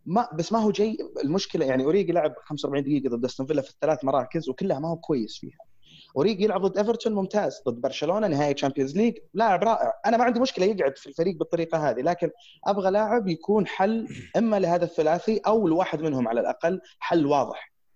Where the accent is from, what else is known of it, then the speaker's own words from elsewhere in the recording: Saudi Arabia; عندنا في السعوديه